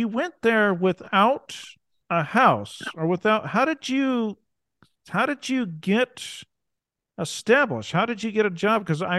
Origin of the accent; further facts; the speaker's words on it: United States; accent: thick American; because of my thick American accent.